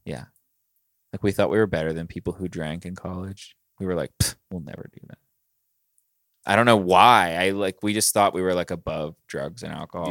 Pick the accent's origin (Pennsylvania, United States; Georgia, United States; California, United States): Pennsylvania, United States; Pittsburgh; I was born in Pittsburgh, I'm from here